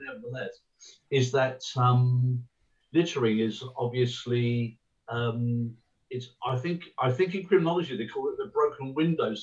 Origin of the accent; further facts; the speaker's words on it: Havant, South East England, United Kingdom; I grew up on Lee Park